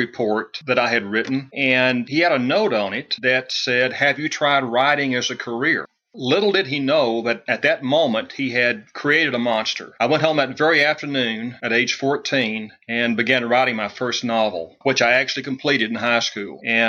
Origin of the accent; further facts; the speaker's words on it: Sterling City, Texas, United States; growing up in Sterling City was an experience that has stayed with me my entire life. The town only had 700 people in it when I was living there